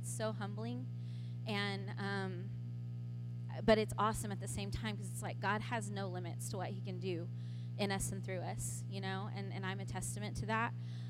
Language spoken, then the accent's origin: English; Ponca City, Oklahoma, United States; moved away as an adult; also born or lived in Austin, Texas; I born and raised in Ponca City. Actually, not born here, but born and raised in Ponca City. And I am a daughter of a mixed race couple. My mother is white. My father is Native American. He's from the Ponca tribe.